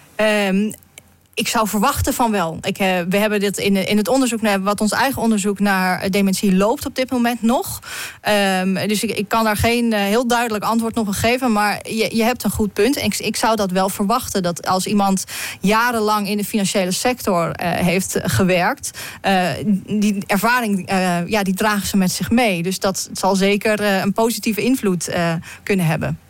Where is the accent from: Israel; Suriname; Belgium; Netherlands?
Netherlands